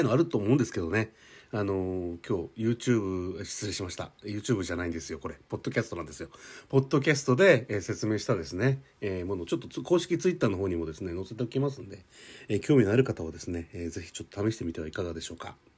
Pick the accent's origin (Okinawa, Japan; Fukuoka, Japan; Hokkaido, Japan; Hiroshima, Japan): Hokkaido, Japan; now in Tokyo, Japan; 私も北海道出身なんですけどね。